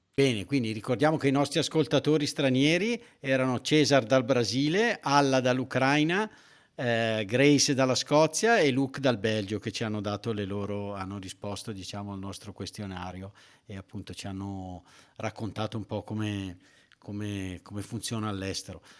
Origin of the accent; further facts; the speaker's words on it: Avellino, Campania, Italy; noi secondo me al sud, almeno da dove veniamo noi da Avellino